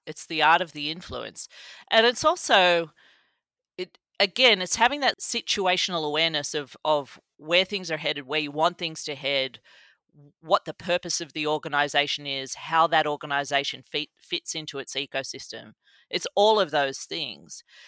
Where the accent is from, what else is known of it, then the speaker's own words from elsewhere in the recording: Australia; moved away as an adult; now in Columbus, United States; I grew up in Australia, in the country, in the seventies and eighties